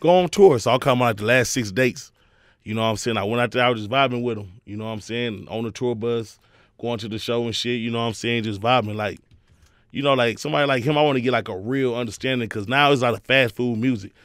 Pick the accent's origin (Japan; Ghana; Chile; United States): United States; Houston, Texas; I grew up the whole Houston movement.